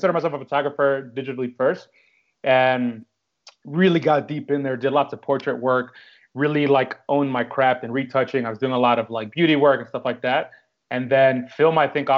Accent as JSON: {"language": "English", "town": "New York City", "region": "New York", "country": "United States", "tie": "born or raised there", "also_born_or_lived": "Dominican Republic (ancestry)", "moved": "as an adult", "lives_now": "London, United Kingdom", "said": "I'm born and raised in New York City, and I am of Dominican ancestry"}